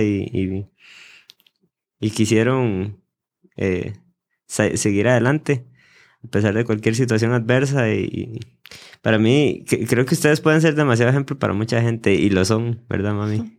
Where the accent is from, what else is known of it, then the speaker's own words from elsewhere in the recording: Costa Rica; en mi país